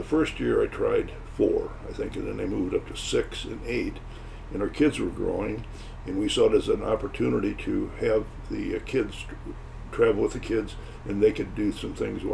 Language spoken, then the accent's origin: English; St. Louis, Missouri, United States; moved away as an adult; now in Grosse Pointe Park, United States; we moved from St. Louis, where we were born and raised, to Detroit area, the Grosse Pointe Park